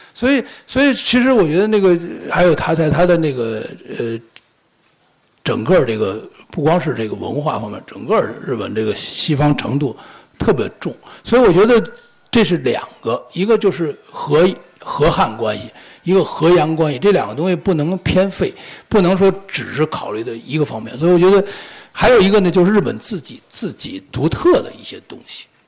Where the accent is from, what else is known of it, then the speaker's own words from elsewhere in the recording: China; 我们中国人